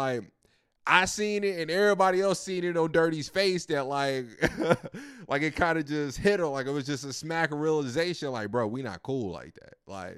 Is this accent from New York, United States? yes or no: no; Roanoke, Virginia, United States; Nah, I'm from Virginia, Roanoke